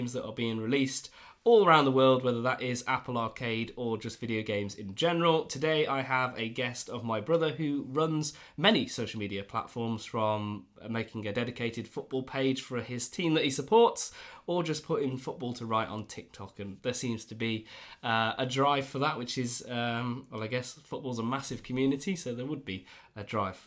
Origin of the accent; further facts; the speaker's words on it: United Kingdom; we're very British